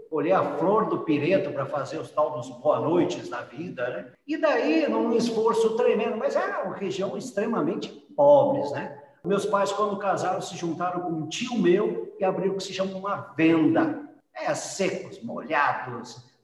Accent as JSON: {"language": "Portuguese", "town": "Rolante", "region": "Rio Grande do Sul", "country": "Brazil", "tie": "born or raised there", "also_born_or_lived": "Mexico / Central America", "moved": "as an adult", "said": "eu nasci numa pequena cidade chamada Rolante, que está mais ou menos 80 quilômetros de Porto Alegre."}